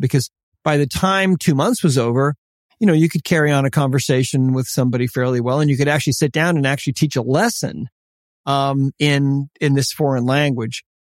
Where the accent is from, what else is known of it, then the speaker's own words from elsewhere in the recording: Montana, United States; also born or lived in Italy; I'm Montana.